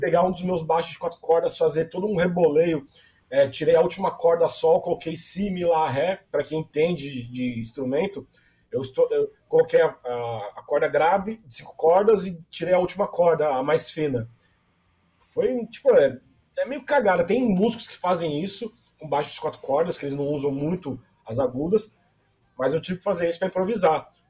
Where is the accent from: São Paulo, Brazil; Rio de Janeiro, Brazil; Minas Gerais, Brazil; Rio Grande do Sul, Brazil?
São Paulo, Brazil; eu sou do Jabaquara